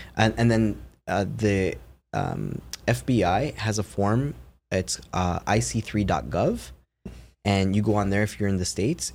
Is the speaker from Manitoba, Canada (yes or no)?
no; Toronto, Ontario, Canada; I'm from Toronto.